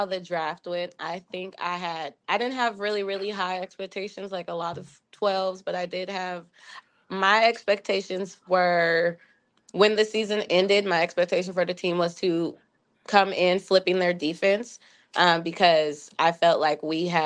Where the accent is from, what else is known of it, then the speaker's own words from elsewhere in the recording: Seattle, Washington, United States; I'm from Seattle